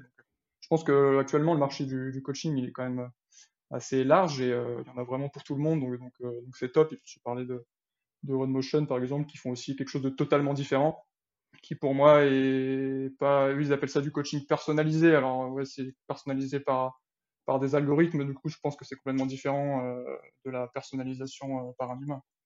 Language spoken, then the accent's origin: French; L'Île-Rousse, Corsica, France; moved away as an adult; also born or lived in Bastia / Font-Romeu; je suis né à Bastia, donc, et puis j'ai, j'ai grandi, j'ai grandi à Lille-Rousse, et puis je suis parti à 18 ans pour les études